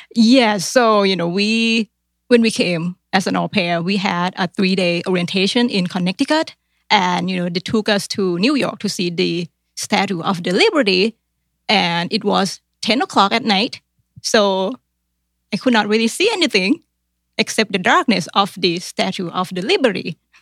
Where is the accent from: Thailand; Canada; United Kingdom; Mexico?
Thailand; English is a second language; moved away as an adult; now in Columbus, United States; in Thailand, we learn English grammars, but we don't really speak